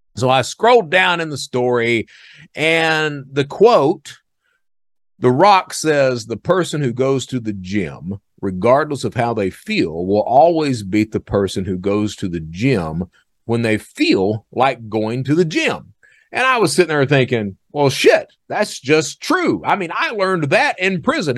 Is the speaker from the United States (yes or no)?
yes; Eastern Kentucky, United States; I'm from Eastern Kentucky. That's the way I was brought up.